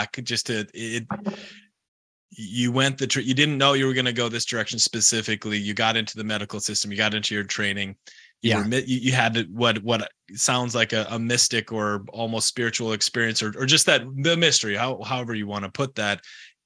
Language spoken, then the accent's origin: English; United States; I'm American